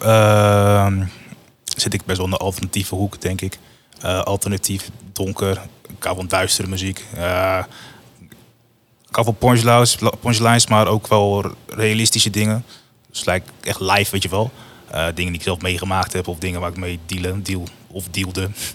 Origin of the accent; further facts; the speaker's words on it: Woerden, Utrecht, Netherlands; also born or lived in Rotterdam; ik kom dan hier uit Woerden